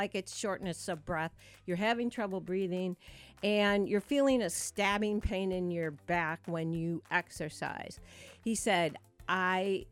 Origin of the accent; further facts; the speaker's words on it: Michigan, United States; now in South Portland, United States; I grew up in Michigan